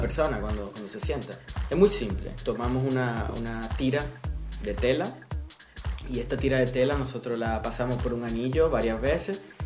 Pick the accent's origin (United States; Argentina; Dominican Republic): Dominican Republic; now in Amsterdam, Netherlands; Yo soy dominicano